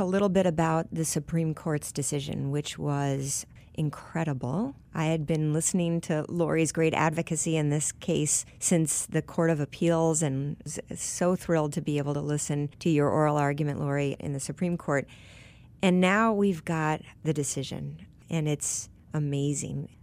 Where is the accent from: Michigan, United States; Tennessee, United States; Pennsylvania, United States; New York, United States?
Michigan, United States; I grew up in Michigan